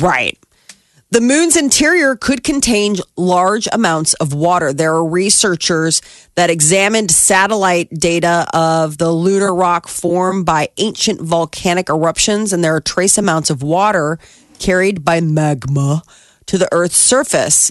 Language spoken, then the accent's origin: English; United States; as American girls